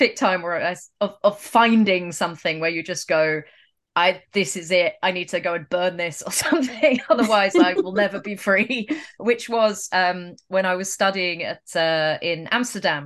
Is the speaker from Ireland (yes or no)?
no; England, United Kingdom; growing up in England